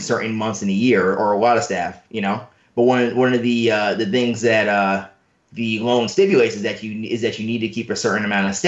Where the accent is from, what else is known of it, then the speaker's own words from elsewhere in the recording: New York City, New York, United States; as a native New Yorker, I'm not from the South Bronx